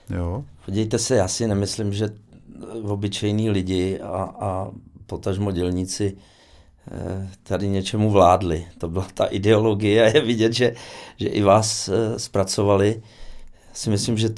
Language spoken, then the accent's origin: Czech; Osek, Ústí nad Labem Region, Czechia; Moje maminka byla soustružnice a táta horník. A, takže přece jenom. Jako většina uh, hmm, otců hmm. u nás v Oseku. A takže se dá říct, že jsem uh, dělnického původu